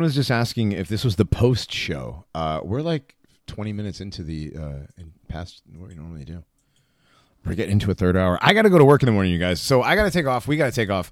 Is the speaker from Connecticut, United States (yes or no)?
yes; Hartford, Connecticut, United States; I grew up in Hartford